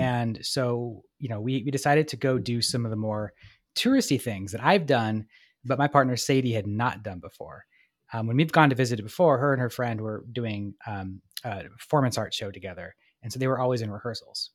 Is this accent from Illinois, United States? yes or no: no; Portland, Oregon, United States; also born or lived in Vancouver, Washington; I love Portland more, that's my hometown